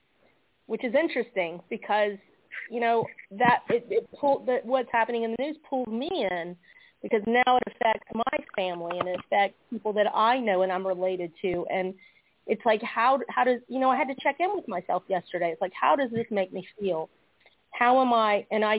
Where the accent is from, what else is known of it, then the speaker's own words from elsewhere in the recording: Georgia, United States; we're from Georgia